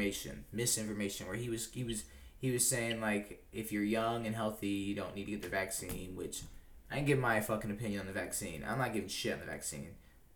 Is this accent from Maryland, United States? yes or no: yes; Maryland, United States; …, Orioles. I'm from Maryland.